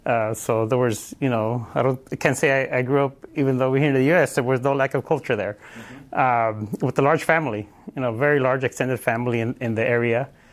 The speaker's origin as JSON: {"language": "English", "town": "Los Angeles", "region": "California", "country": "United States", "tie": "born or raised there", "said": "So, yeah, I grew up in Los Angeles, in Wilmington. Those of you who don't know, it's around Long Beach, San Pedro area."}